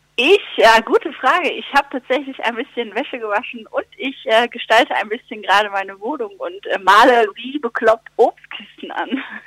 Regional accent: Lüdenscheid, North Rhine-Westphalia, Germany; in meiner Heimat im Sauerland

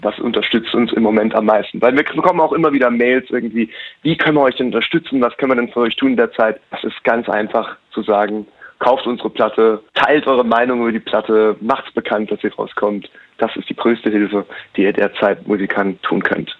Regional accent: Rhineland-Palatinate, Germany; als in der Pfalz geboren und in der Pfalz aufgewachsen

